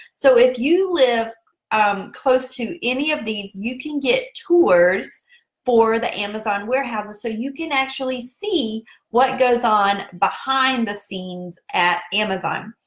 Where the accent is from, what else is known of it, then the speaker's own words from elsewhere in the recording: South Carolina, United States; accent: southern; that's just my southern accent. And that's how we roll down here in South Carolina.